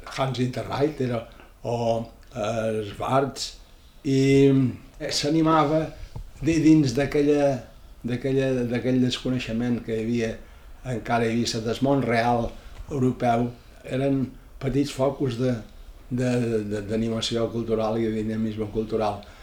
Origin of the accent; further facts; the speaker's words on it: Ibiza, Balearic Islands, Spain; Vaig néixer a Eivissa, a Dila, el 3 de juliol de 1943.